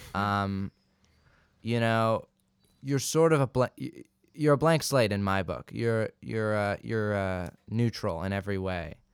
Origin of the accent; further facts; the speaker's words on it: Santa Barbara, California, United States; also born or lived in England; I was technically born in Santa Barbara